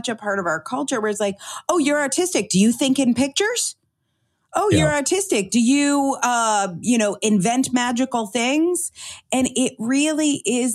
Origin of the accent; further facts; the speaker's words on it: United States; growing up in Connecticut, New Jersey, New York